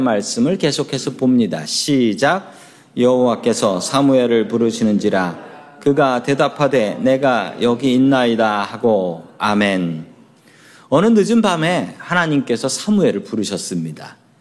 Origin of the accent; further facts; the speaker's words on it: Seoul, South Korea; 제가 살던 동네는 서울의 가난한 봉천동이라는 동네였습니다.